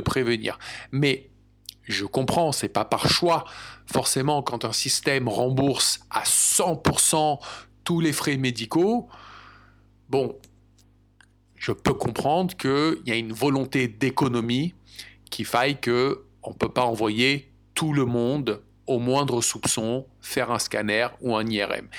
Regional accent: France; moved away as an adult; also born or lived in United States; now in England, United Kingdom; Pour ma part, j'ai grandi en France, mais j'ai également déménagé et j'ai vécu aux États-Unis pendant à peu près 8 ou 9 ans. Et maintenant, cela fait à peu près trois ans que j'habite en Angleterre

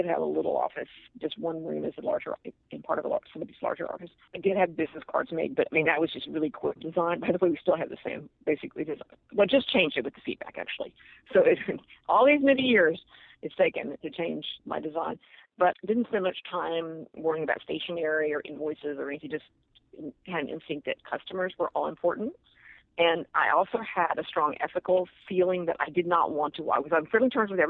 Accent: Austin, Texas, United States; I'm from Austin, Texas

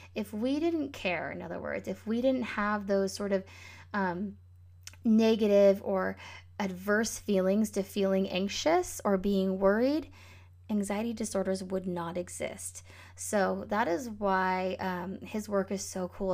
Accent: Northern California, United States; the Northern California wildfires, maybe that was two years ago, were going on, um, in my hometown

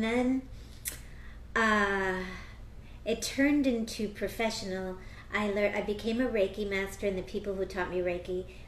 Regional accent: Philadelphia, Pennsylvania, United States; born there; first language Spanish; also born or lived in Wisconsin; I was born in the States. I was born in Philadelphia. I grew up speaking Spanish at home.

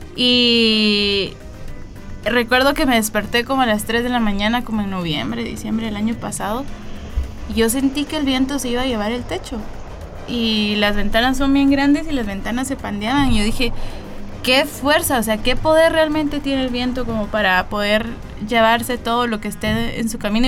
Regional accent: La Esperanza, Quetzaltenango, Guatemala; soy originaria de La Esperanza, Quetzaltenango

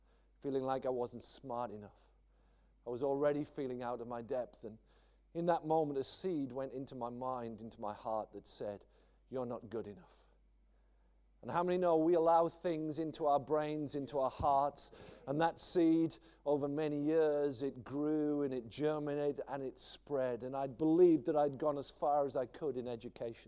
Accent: the Northeast, North East England, United Kingdom; I grew up in the Northeast, and it's a funny old place

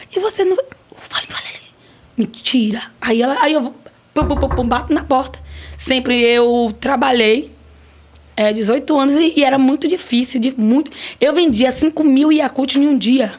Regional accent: Piripiri, Piauí, Brazil; eu nasci lá em Piripiri

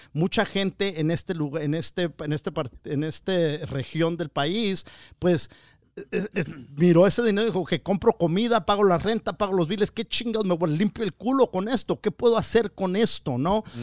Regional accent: Wilmington, California, United States; la raza de Wilmington, de donde soy yo

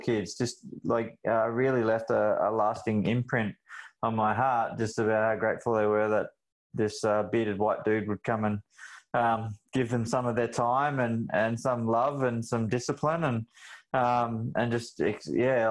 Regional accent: Toowoomba, Queensland, Australia; moved away; also born or lived in Melbourne; where I grew up in the Darling Downs and Toowoomba

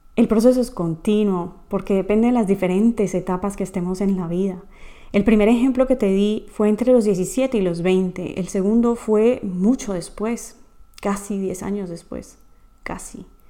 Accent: Colombia; moved away; mi país natal, Colombia

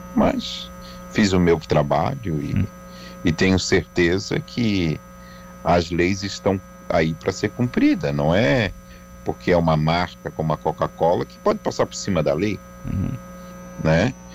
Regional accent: Brazil; sou brasileiro

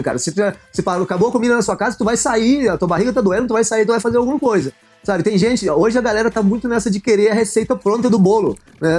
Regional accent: interior of Goiás, Brazil; moved away as an adult; also born or lived in São Paulo; now in England; sou do interior de Goiás

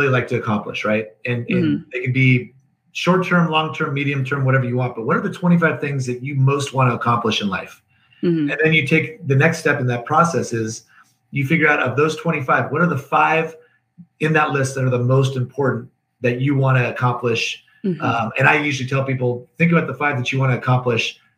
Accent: Northern California, United States; I was raised in Northern California

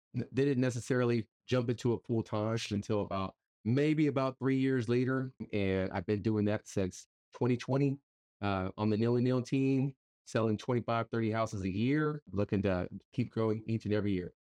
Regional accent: Pearsall, Texas, United States; now in San Antonio, United States; I'm not originally from San Antonio. I'm actually from a small town, uh, Pearsall, Texas, about an hour south of San Antonio. So, I am a small town guy

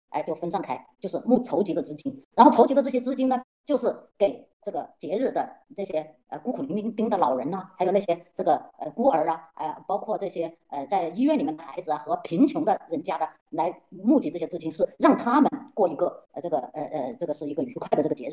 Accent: China; 所以呢，在这是我很奇怪的，因为我我我是中国来的嘛，所以我一看到那些礼物，我就我就心想，哎，这个礼物不就是买的吗？

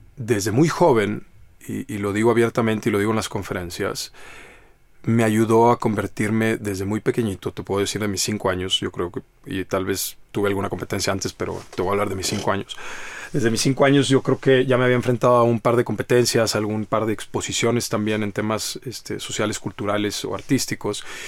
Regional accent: Monterrey, Nuevo León, Mexico; Yo soy de Monterrey, Nuevo León

